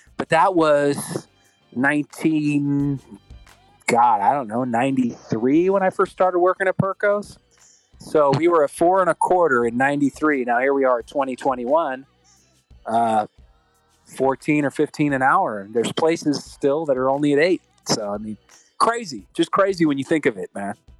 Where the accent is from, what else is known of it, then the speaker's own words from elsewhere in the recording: California, United States; we're from California